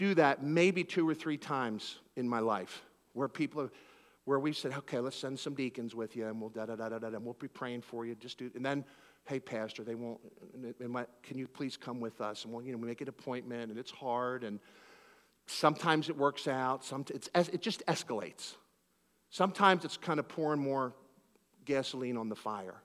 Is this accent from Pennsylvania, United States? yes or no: yes; Philadelphia, Pennsylvania, United States; I'm from Philadelphia